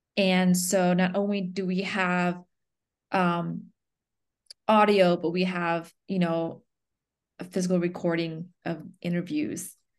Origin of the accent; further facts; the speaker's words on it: the South, United States; also born or lived in Chonburi, Thailand; growing up in the South, being, like, part of few Asians, let alone Cambodians